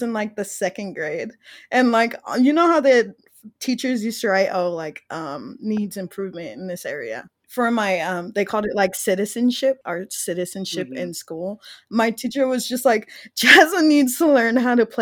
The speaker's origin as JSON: {"language": "English", "region": "California", "country": "United States", "said": "I'm from California"}